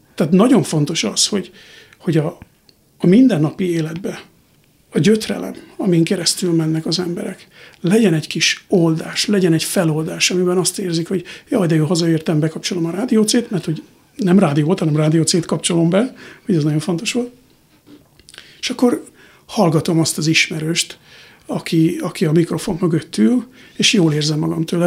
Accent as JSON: {"language": "Hungarian", "region": "Borsod-Abaúj-Zemplén", "country": "Hungary", "tie": "born or raised there", "moved": "as an adult", "lives_now": "United States", "said": "el kell hagynom ezt az országot, ahol felnőttem"}